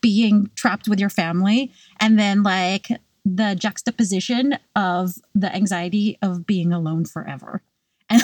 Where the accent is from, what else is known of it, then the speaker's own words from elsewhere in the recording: California, United States; now in New York, United States; I grew up in California and it never was cold